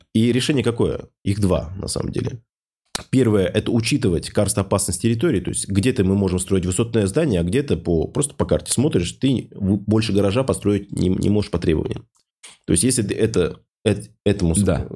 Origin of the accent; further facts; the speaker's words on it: Ufa, Bashkortostan, Russia; в городе Уфа, откуда я родом